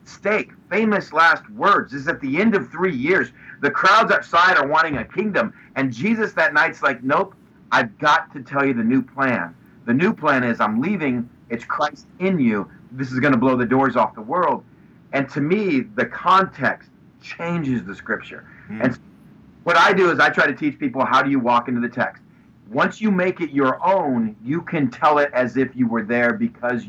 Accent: West Texas, United States; moved away; also born or lived in Pomona; growing up in West Texas

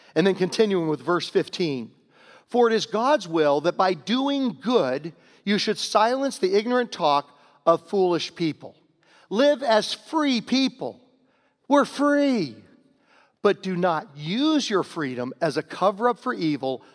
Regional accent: Virginia, United States; moved away; also born or lived in Homer, New York; I'm from Virginia

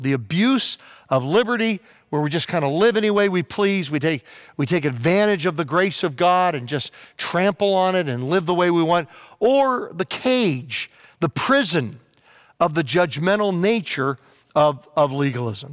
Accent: Virginia, United States; when I was a kid, um, growing up in Virginia

